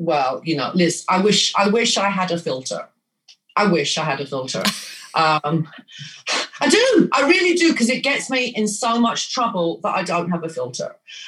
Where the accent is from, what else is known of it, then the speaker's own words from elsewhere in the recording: England, United Kingdom; And I'm like, well, I was born and raised in England. I've spent maybe 6 months of my life in Greece out of 65 years.